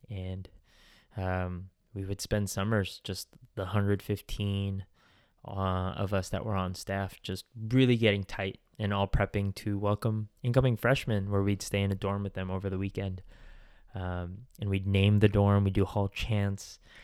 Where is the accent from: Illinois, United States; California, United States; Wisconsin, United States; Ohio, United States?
California, United States; Bay Area; we have similar backgrounds growing up in the Bay Area